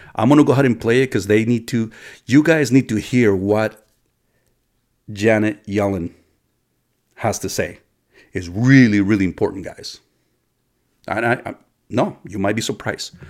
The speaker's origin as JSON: {"language": "English", "country": "United States", "said": "us as American citizens of this country"}